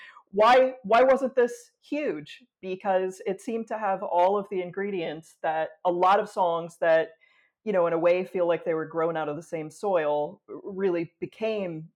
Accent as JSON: {"language": "English", "region": "West Virginia", "country": "United States", "tie": "born or raised there", "said": "But I grew up in a really rural area. I'm originally from West Virginia."}